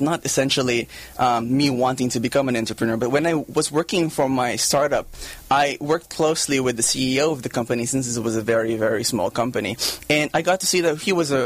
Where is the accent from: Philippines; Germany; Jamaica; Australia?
Philippines; moved away as an adult; also born or lived in Japan; now in United States; I grew up in the Philippines